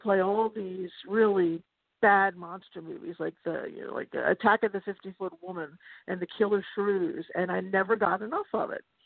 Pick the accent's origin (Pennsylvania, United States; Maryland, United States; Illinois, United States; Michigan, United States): Maryland, United States; Baltimore; I grew up in Baltimore